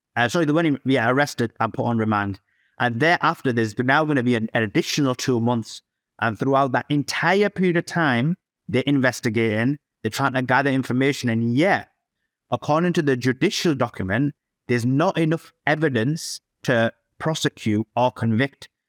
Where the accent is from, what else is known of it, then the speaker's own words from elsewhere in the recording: Yorkshire and the Humber, United Kingdom; I'm from the United Kingdom, uh, Yorkshire